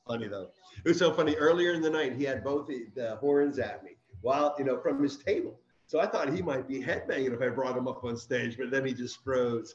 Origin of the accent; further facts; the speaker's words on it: Dale City, Virginia, United States; I'm from Dale City